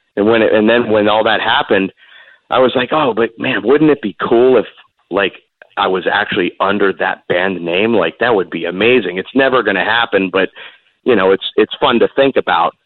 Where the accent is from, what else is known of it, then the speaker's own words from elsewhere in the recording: Seminole, Florida, United States; a mall right where I where I lived in Seminole called Gateway Mall